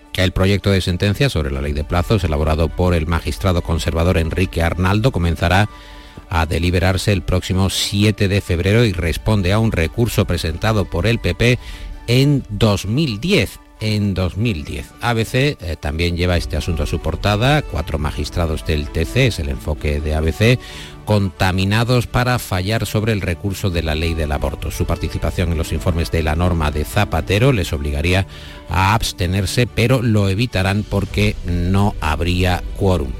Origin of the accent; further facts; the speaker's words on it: Andalusia, Spain; los andaluces que somos con los gallegos los más arraigados a nuestra tierra